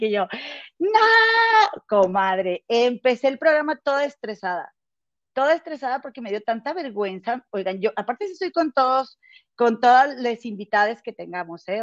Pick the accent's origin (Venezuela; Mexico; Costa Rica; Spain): Mexico; Monterrey, Nuevo León; now in Chicago, United States; yo soy de Monterrey y mi comadre Gema también, las dos de allá somos